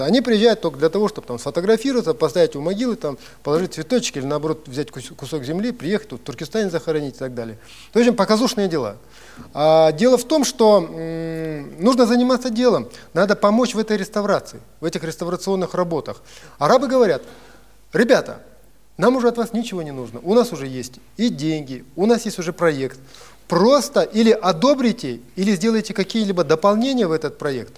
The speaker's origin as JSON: {"language": "Russian", "country": "Kazakhstan", "said": "я, как казах"}